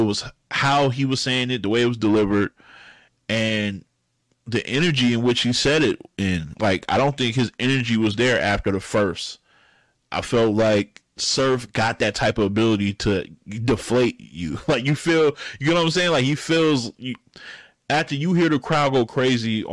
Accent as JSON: {"language": "English", "region": "the South", "country": "United States", "said": "I'm from the South"}